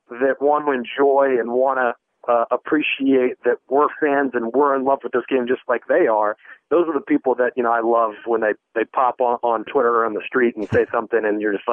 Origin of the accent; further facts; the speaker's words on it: United States; moved away; me being an American